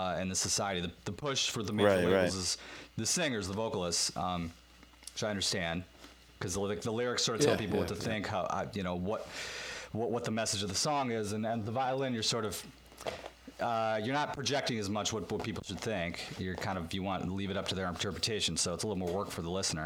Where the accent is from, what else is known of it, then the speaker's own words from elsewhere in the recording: Williamsville, New York, United States; I grew up in Williamsville, which is like an hour from there, 45 minutes